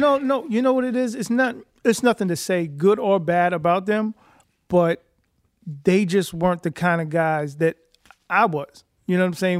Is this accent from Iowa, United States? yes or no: no; New York City, New York, United States; I am from East Elmhurst slash Corona, Queens, New York